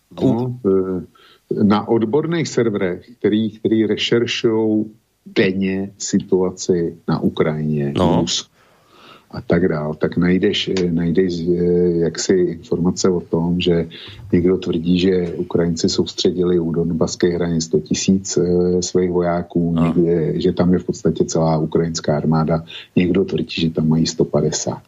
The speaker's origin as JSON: {"language": "Czech", "region": "Bohemia", "country": "Czechia", "also_born_or_lived": "Prague", "said": "u nás v Čechách"}